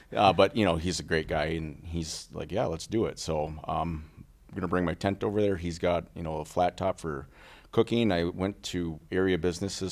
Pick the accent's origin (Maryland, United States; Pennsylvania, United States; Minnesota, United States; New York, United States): Minnesota, United States; Little Falls; also born or lived in St. Cloud; I was born and raised in Little Falls